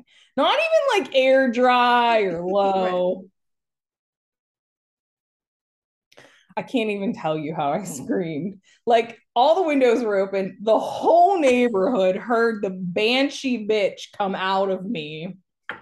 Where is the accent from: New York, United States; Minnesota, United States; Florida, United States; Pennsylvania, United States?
Pennsylvania, United States; being from Pennsylvania